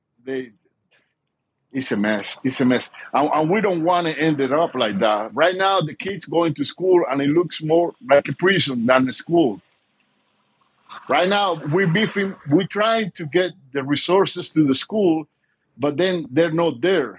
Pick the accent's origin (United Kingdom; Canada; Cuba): Cuba; moved away as an adult; now in United States; I was born and raised in Cuba. I came over when I was 24 years old.